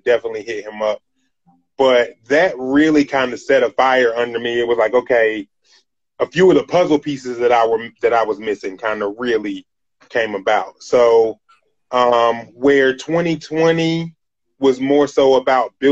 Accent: Greensboro, North Carolina, United States; I'm from Greensboro, North Carolina. That's where I'm originally from

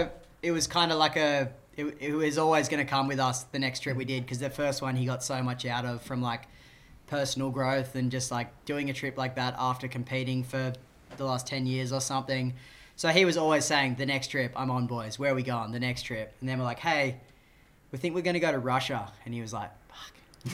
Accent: Australia; I'm a filmmaker from Australia.

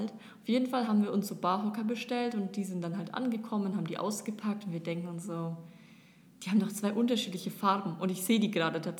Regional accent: Germany; now in Dubai, United Arab Emirates; Aber wir, so als typische Deutsche, sind es halt einfach nicht gewohnt so.

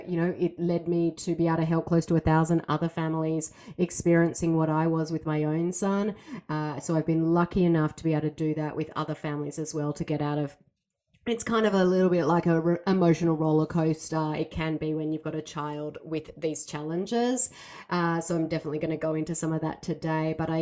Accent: Australia; now in Seattle, United States; I know I don't sound like it, I am from Australia, but I do live in Seattle, Washington

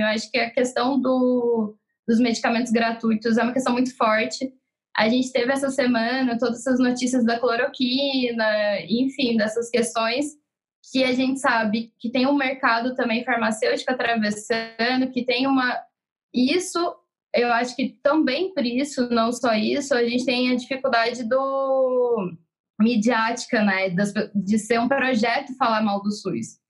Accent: interior of São Paulo, Brazil; Eu sou do interior de São Paulo

